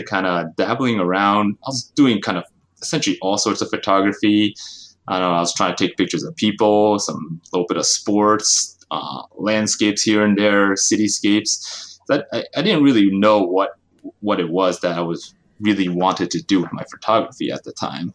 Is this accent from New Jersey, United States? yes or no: yes; New Jersey, United States; moved away as an adult; also born or lived in upstate New York / San Francisco Bay Area, California; I grew up in the East Coast, New Jersey, to be specific